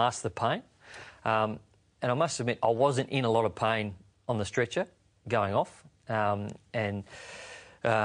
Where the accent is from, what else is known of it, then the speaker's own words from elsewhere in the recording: Bendigo, Victoria, Australia; I was a kid from Bendigo who his mum had done everything for him